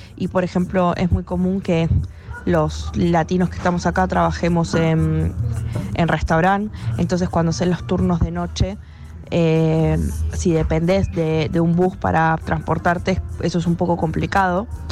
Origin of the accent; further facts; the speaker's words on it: Buenos Aires, Argentina; moved away as an adult; also born or lived in Denmark; now in Tromsø, Norway; soy de Argentina, eh, más específicamente de Buenos Aires